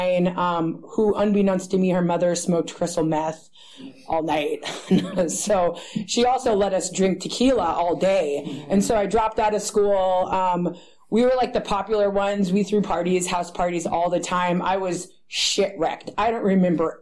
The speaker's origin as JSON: {"language": "English", "town": "Berkeley", "region": "California", "country": "United States", "tie": "born or raised there", "said": "I grew up in this area. I grew up in Berkeley"}